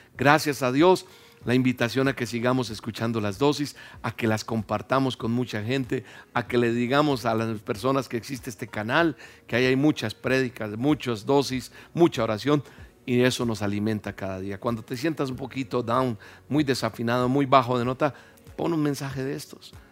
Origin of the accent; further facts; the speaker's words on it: Colombia; Yo soy colombiano.